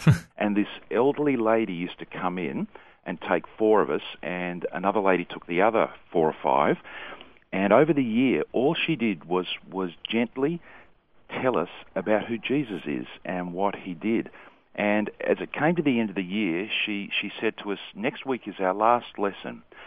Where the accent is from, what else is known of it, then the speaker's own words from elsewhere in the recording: Sydney, New South Wales, Australia; I was born and raised in Sydney, mm-hmm. so that's, that's where I'm from